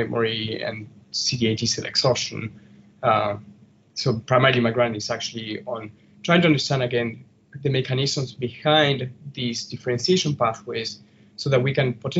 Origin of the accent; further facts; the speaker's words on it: Argentina; now in North Chicago, United States; originally from Argentina.